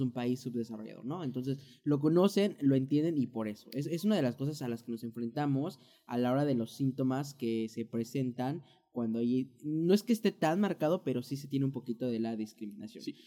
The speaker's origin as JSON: {"language": "Spanish", "country": "Mexico", "moved": "as an adult", "lives_now": "United States", "said": "nosotros como mexicanos"}